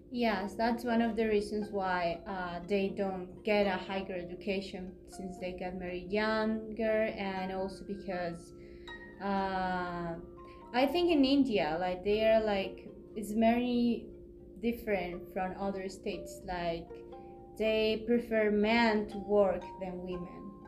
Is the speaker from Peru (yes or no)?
yes; Peru; I am from Peru